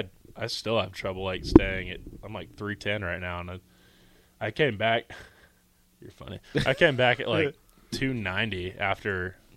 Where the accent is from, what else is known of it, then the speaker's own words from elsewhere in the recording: Texas, United States; moved away as an adult; now in Nebraska, United States; I come from Texas.